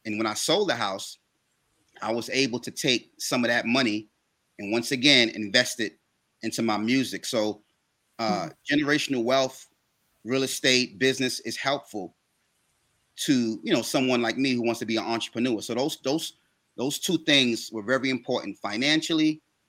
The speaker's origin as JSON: {"language": "English", "town": "New York City", "region": "New York", "country": "United States", "tie": "born or raised there", "said": "I grew up in New York, and there's a section of New York called East New York"}